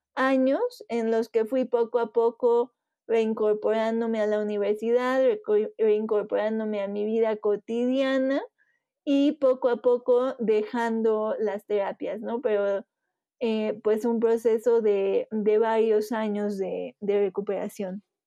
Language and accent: Spanish; Puebla, Mexico; soy de Puebla, México